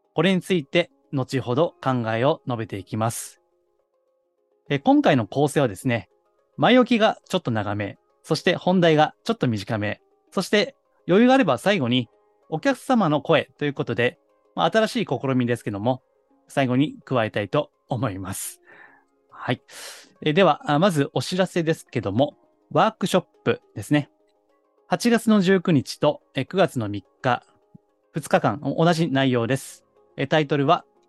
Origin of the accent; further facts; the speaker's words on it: Kansai, Japan; accent: Kansai dialect; 私、あの、関西人なんで